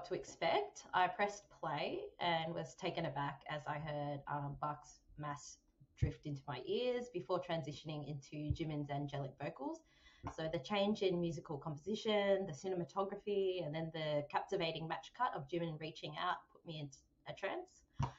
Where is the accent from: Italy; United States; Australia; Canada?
Australia; So I think being Vietnamese Australian, my upbringing was very much influenced by Confucianism.